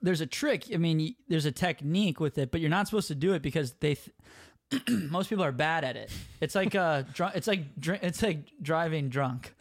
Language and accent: English; Minneapolis, Minnesota, United States; I'm from Minneapolis